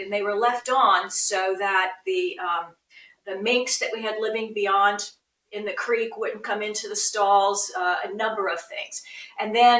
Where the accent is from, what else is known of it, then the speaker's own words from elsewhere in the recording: Philadelphia, Pennsylvania, United States; I grew up in Philadelphia